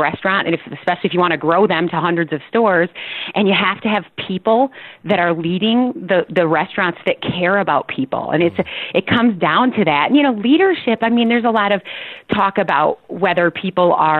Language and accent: English; Rockford, Illinois, United States; also born or lived in Chicago; I grew up in Rockford, Illinois, and I started, my very first job was at Dairy Queen when I was 15 years old